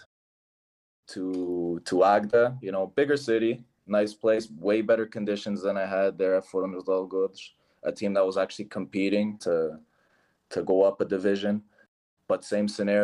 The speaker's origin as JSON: {"language": "English", "town": "Toronto", "region": "Ontario", "country": "Canada", "moved": "yes", "lives_now": "Portugal", "said": "I'm from Toronto, I'm from the city"}